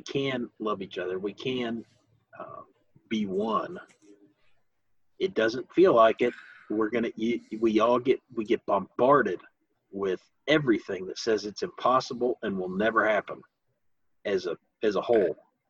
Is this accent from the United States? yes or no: yes; the Ozarks, United States; No, I come from the hills. I'm from the Ozarks. That's not how we do things.